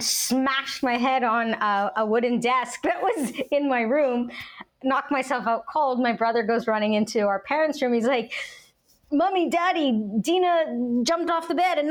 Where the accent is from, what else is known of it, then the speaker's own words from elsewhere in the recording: Canada; now in United States; I grew up in Canada, watched the American shows because I always knew I wanted to move to the States